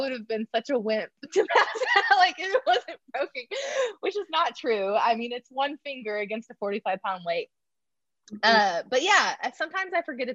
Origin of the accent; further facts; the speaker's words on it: Oklahoma, United States; moved away as an adult; now in Oklahoma City, United States; Oklahoma City, which is about 2 hours where I'm from